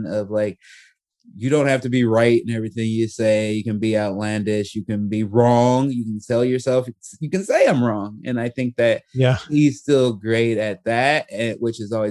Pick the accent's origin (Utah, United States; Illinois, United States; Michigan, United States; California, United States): Illinois, United States; Chicago; also born or lived in Portland; now in Los Angeles, United States; growing up in Chicago